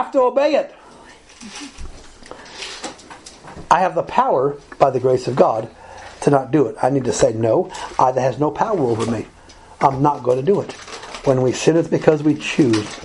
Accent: Alabama, United States; I grew up in Alabama

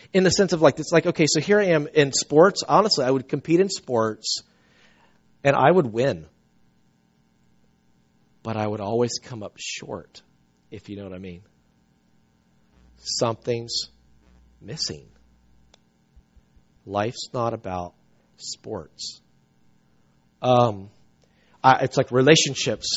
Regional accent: South Carolina, United States; I grew up in South Carolina.

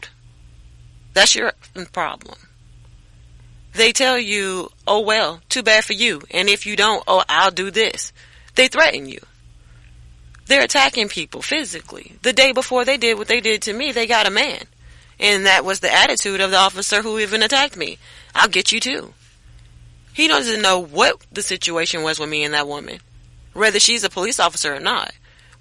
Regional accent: Missouri, United States; also born or lived in South Carolina; now in Las Vegas, United States; I'm from Missouri. I came to Las Vegas from South Carolina

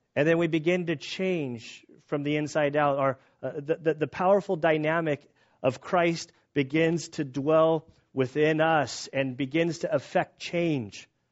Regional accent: San Diego, California, United States; we're from San Diego

